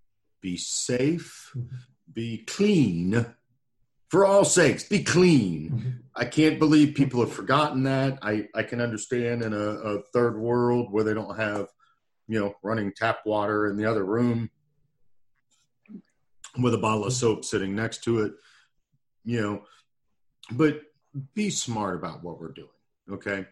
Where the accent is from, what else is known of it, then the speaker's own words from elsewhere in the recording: Louisiana, United States; I am from Louisiana